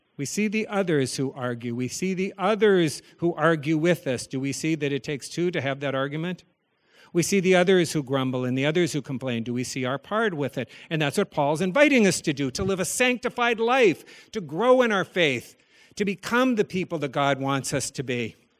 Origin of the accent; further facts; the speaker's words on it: the Dakotas, United States; As a child growing up in the Dakotas